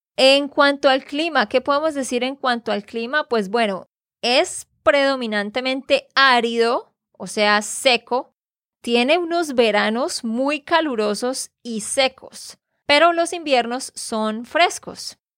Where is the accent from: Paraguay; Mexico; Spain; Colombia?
Colombia; Santander; de Santander, Colombia